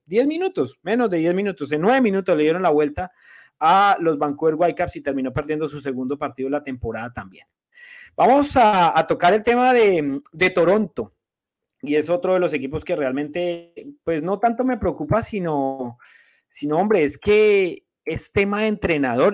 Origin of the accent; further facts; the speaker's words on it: Colombia; now in Montreal, Canada; colombiano igual que yo